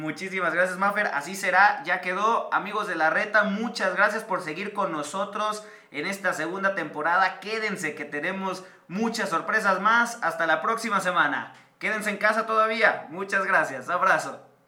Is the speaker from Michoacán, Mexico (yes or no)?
no; Guadalajara, Jalisco, Mexico; como tapatíos